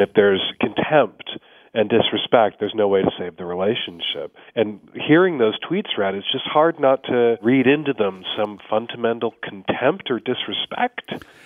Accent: Chicago, Illinois, United States; now in Seattle, United States; as a kid growing up in Chicago

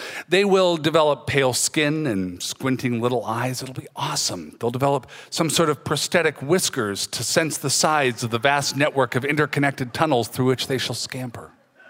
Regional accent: Federal Way, Washington, United States; moved away as an adult; also born or lived in Seattle; now in St. Paul, United States; my parents lived in Seattle, right there in the city, but then they moved to Federal Way, which is a suburb 20 miles south, and that's where I grew up.

